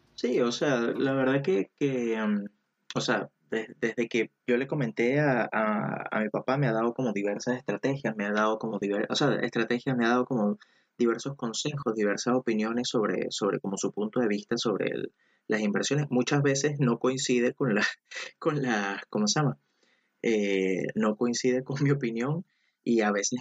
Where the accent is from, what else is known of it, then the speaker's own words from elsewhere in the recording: Venezuela; now in Chile; soy de Venezuela, pero actualmente vivo, vivo en Chile